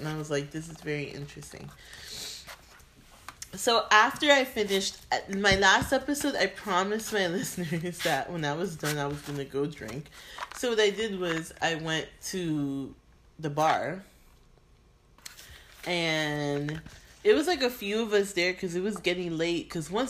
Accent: Miami, Florida, United States; it was a few of us that were like Miami, so he started singing a little bit, you know

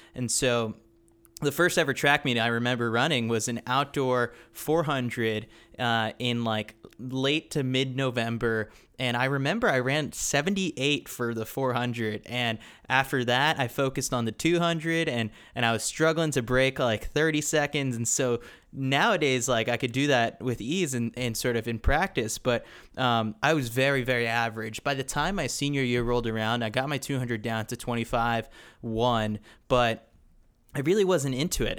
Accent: New York City, New York, United States; moved away as an adult; also born or lived in Milwaukee, Wisconsin; growing up in New York City

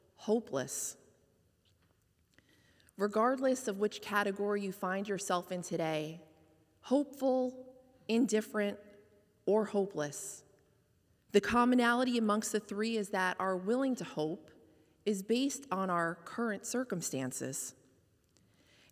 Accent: White Plains, New York, United States; moved away as an adult; also born or lived in Hoboken, New Jersey; now in Fairfield, United States; Home was my hometown of White Plains, New York

